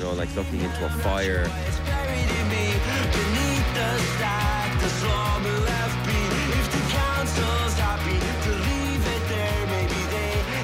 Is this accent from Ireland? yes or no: yes; Limerick, Munster, Ireland; growing up in Limerick